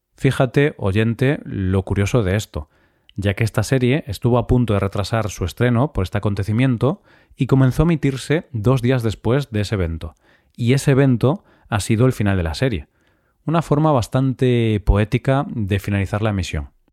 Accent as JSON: {"language": "Spanish", "country": "Spain", "said": "somos todos los españoles"}